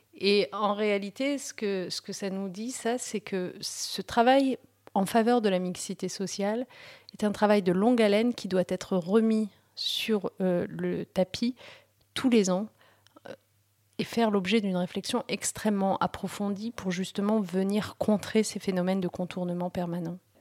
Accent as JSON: {"language": "French", "area": "Picardy", "region": "Hauts-de-France", "country": "France", "tie": "born or raised there", "also_born_or_lived": "Morocco", "second_language": "French", "said": "on s'est installé au, nord de la France en Picardie et, on a vécu l'essentiel de mon enfance et de ma jeunesse"}